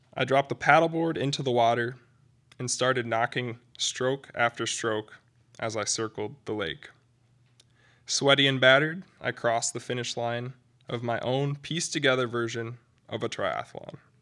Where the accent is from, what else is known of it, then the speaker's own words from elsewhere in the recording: Midland, Michigan, United States; my hometown, Midland